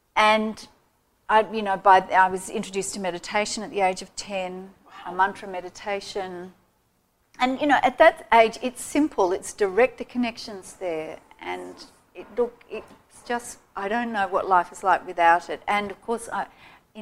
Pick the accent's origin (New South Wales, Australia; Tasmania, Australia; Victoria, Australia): New South Wales, Australia; Sydney; myself and my siblings, we were all born and raised in Sydney